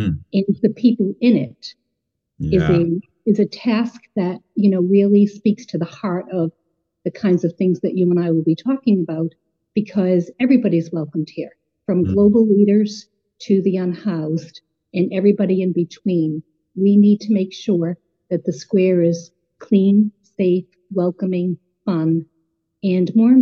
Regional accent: Somerville, Massachusetts, United States; also born or lived in Cambridge, Massachusetts; So born in Somerville. And grew up here in Cambridge and Somerville. My mother was born in Somerville. In Cambridge. My grandmother was born in Cambridge. So I'm very local.

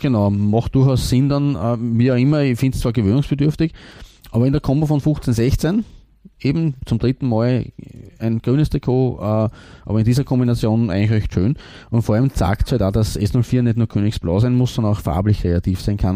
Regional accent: Austria; als Österreicher

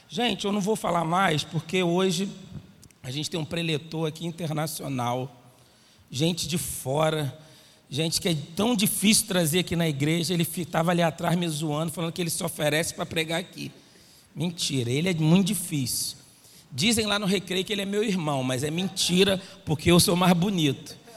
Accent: Rio de Janeiro, Brazil; eu sou do Nordeste aqui do Jabu, de senador Camará.

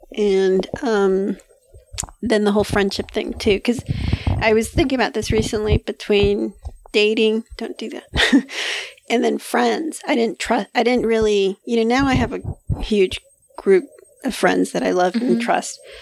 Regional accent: Hialeah, Florida, United States; I'm from Hialeah

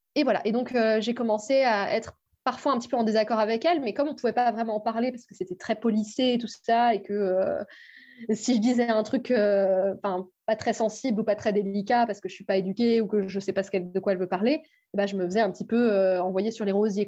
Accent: Brittany, France; moved away; Je suis bretonne.

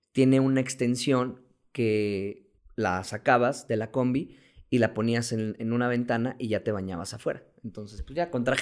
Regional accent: Mexico; tenemos todos los tips de cruzar todas las fronteras como mexicano de América.

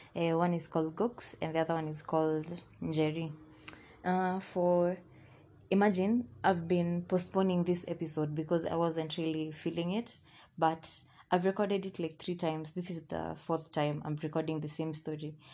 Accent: Thika, Kiambu County, Kenya; I was born and raised in Thika

